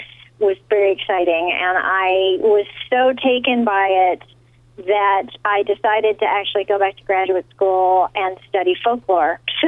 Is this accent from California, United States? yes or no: yes; California, United States; also born or lived in the West; Well, I'm originally from California, but I've lived all over the West.